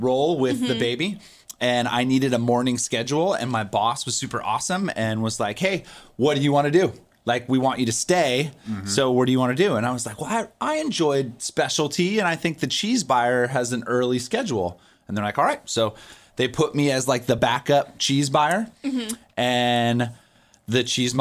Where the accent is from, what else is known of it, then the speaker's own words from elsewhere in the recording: Virginia, United States; moved away; also born or lived in San Luis Obispo, California; I'm from Virginia, so it felt very like farm focused